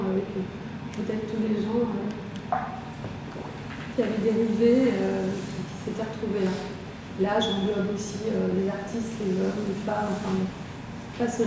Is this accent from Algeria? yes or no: yes; Algeria; also born or lived in Lyon; now in Paris, France; je suis née, j'ai grandi en Algérie.